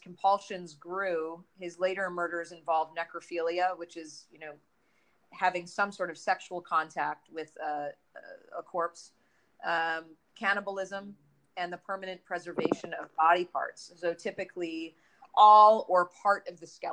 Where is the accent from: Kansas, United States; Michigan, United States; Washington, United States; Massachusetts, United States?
Michigan, United States; Detroit; I grew up in the Midwest